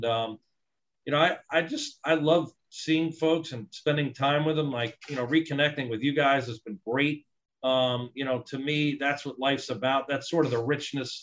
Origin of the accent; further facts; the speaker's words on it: New Jersey, United States; moved away as an adult; I'm from New Jersey